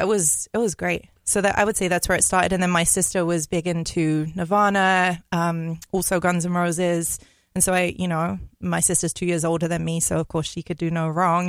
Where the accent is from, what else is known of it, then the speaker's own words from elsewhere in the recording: London, United Kingdom; moved away as an adult; now in Minneapolis, United States; I'm from London, so okay. I I live there. My my whole life until I was 25